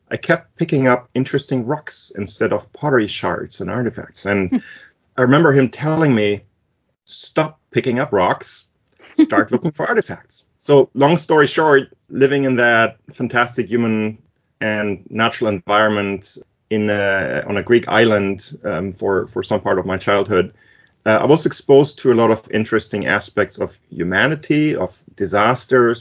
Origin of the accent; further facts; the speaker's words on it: Germany; English is a second language; moved away as an adult; also born or lived in Greece; now in United States; I was born in Germany and raised in both Germany and Greece, moved to the US as an adult by choice